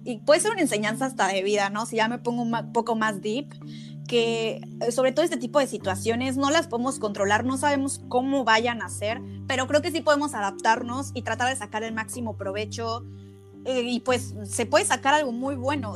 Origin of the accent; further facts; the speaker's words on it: Mexico; now in Germany; como mexicanos eh, pensamos igual, venimos de una cultura